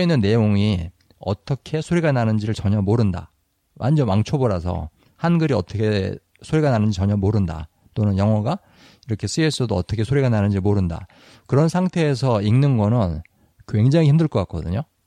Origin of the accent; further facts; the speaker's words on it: Seoul, South Korea; 저는 이제 서울 사람이니까 표준말을 쓰는데